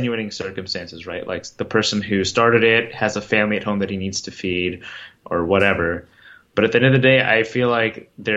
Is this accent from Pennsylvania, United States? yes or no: no; Virginia, United States; when I was in elementary school and middle school, I'm from Virginia, and I went to the Virginia State level of the National Geographic B 3 times